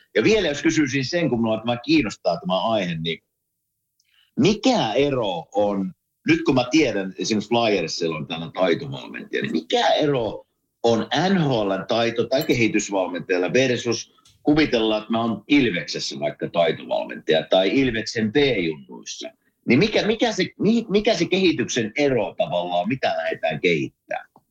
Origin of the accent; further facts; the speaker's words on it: Kuopio, North Savo, Finland; minä kasvoin Kuopiossa